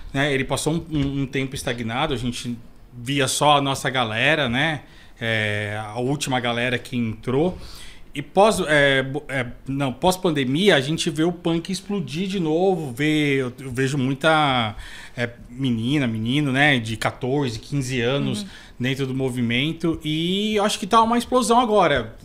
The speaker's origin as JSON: {"language": "Portuguese", "region": "São Paulo", "country": "Brazil", "tie": "born or raised there", "also_born_or_lived": "Grajaú, São Paulo", "said": "eu nasci aqui perto, na, na Vila Prel, né? Depois eu fui pro Capão e hoje em dia eu moro no Grajaú"}